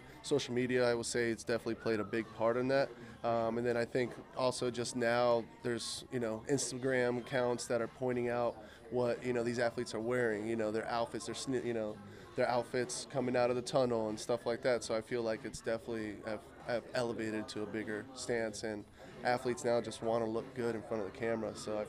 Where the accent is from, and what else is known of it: Miami, Florida, United States; born or raised there